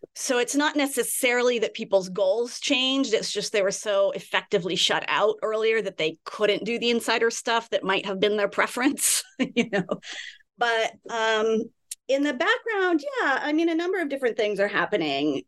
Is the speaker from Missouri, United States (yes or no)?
no; California, United States; I grew up in California.